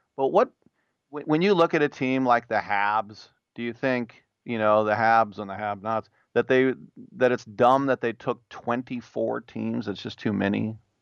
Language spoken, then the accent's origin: English; California, United States; my home state